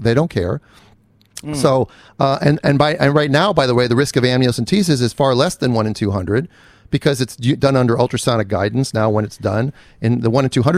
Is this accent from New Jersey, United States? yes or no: no; Minnesota, United States; moved away; I'm from the Midwest. I'm a Minnesotan born, raised there